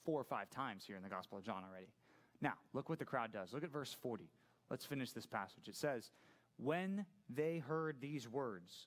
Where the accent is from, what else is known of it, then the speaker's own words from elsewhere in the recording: Laguna Hills, California, United States; also born or lived in San Clemente / Aliso Viejo; Grew up in Laguna Hills